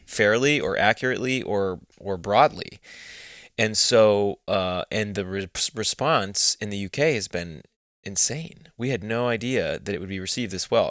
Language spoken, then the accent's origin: English; Texas, United States; moved away as an adult; now in United Kingdom; I grew up in Texas